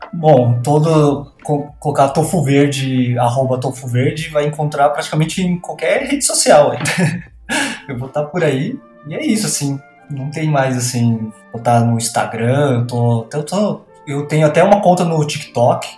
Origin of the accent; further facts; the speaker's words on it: Bauru, São Paulo, Brazil; moved away as an adult; also born or lived in Campinas; eu sou de Bauru, né? E eu fiz a faculdade, tudo lá, morei boa parte da minha vida lá